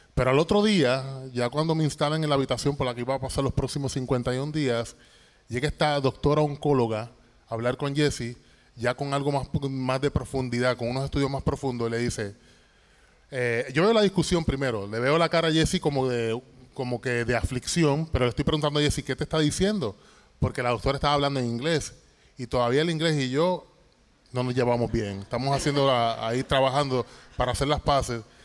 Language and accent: Spanish; Toa Baja, Puerto Rico; moved away as an adult; now in Dallas, United States; Nosotros somos boricuas, 100% boricuas. Yo soy del barrio Ingenio de Tuabaja.